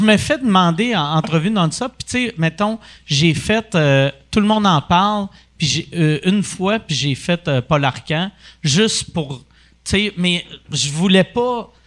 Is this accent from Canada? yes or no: yes; Quebec, Canada; first language English; French is a second language; fier d'être québécois